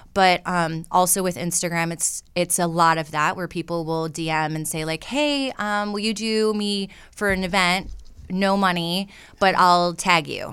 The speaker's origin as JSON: {"language": "English", "region": "Michigan", "country": "United States", "tie": "born or raised there", "also_born_or_lived": "Atlanta", "moved": "as an adult", "said": "I grew up in Michigan in a very, like I said, like 2,000 people"}